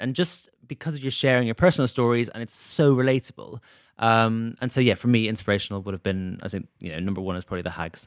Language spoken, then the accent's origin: English; Dublin, Leinster, Ireland; moved away; my hometown in Dublin